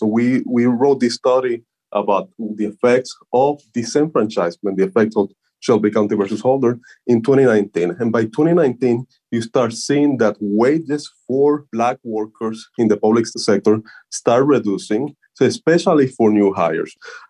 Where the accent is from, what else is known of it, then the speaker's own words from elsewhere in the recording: Puerto Rico; So I come from Puerto Rico, and Puerto Rico is one of the largest episodes of current disenfranchisement we have right now in the United States.